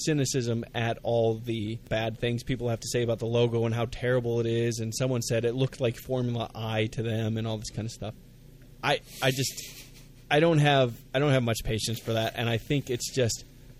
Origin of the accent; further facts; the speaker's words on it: United States; being an American myself